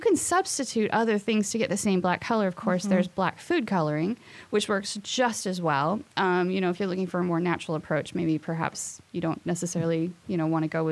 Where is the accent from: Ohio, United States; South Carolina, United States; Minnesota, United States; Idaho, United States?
Idaho, United States; Boise; moved away; I am from Boise, Idaho